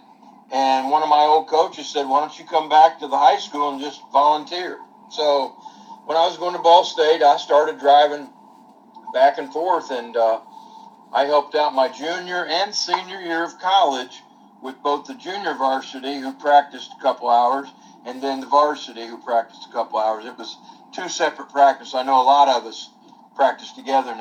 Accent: Anderson, Indiana, United States; I grew up in Anderson, Indiana.

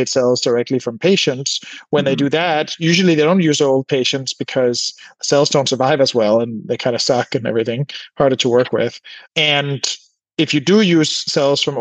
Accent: Denmark; now in California, United States; I was born in Denmark and I felt more at home in California after I sort of, by chance, sort of ended up moving here.

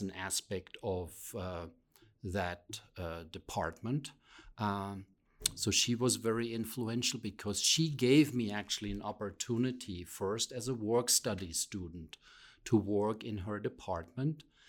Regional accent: Rhineland-Palatinate, Germany; moved away; also born or lived in Pennsylvania; I come from what is known as the Rhineland Palatinate area, but I'm not from that area that is more well known because of the wine growing region.

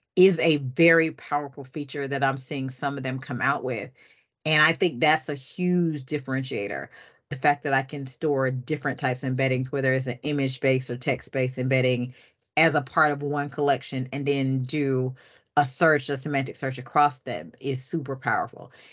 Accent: Atlanta, Georgia, United States; I'm from Atlanta

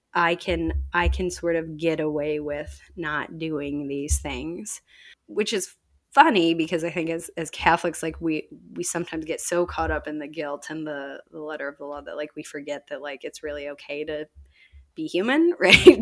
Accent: Chicago, Illinois, United States; now in Indianapolis, United States; I grew up outside of Chicago

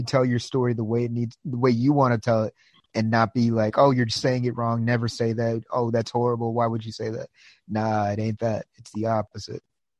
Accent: United States; I'm from the States. So yeah, I'm out in. From all over in the States.

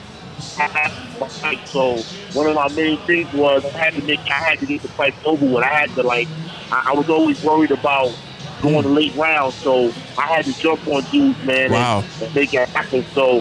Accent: New York City, New York, United States; also born or lived in East Flatbush, Brooklyn; I'm from Brownsville, Brooklyn, born and raised.

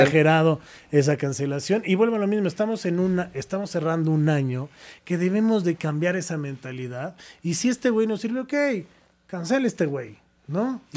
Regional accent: Mexico; yo como mexicano

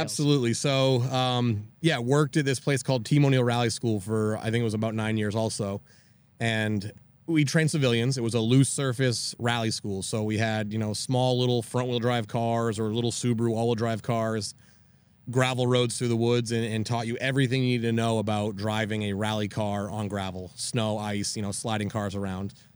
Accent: Maine, United States; now in Tampa, United States; I grew up in Maine on a hundred acres, out in the woods

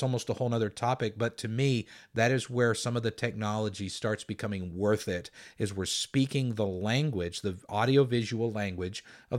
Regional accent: Valley Center, Kansas, United States; the church I grew up in Valley Center, Kansas, there were deaf people who attended.

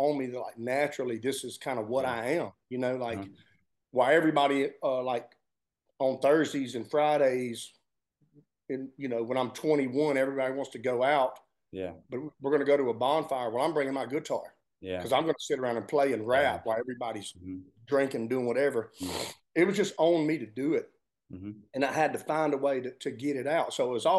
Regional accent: Georgia, United States; growing up in Georgia

